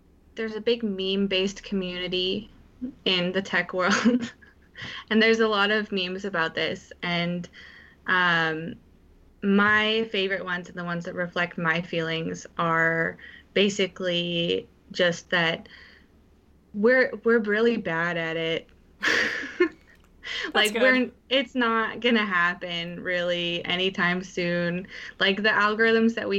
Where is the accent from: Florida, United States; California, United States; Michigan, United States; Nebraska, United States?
California, United States; Menlo Park; moved away as an adult; also born or lived in Boston; now in New York City, United States; I grew up in Menlo Park